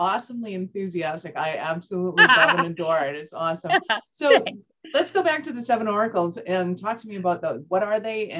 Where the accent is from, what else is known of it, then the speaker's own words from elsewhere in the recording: Canada; I love humility and I'm Canadian.